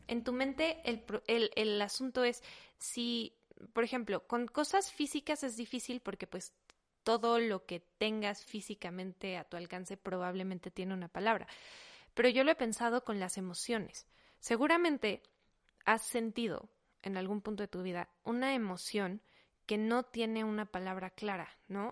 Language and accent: Spanish; Mexico; first language Spanish; somos mexicanos, nuestro idioma natal es español